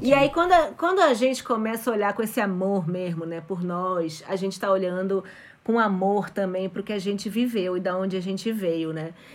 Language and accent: Portuguese; Brazil; also born or lived in Mexico; cresci no Brasil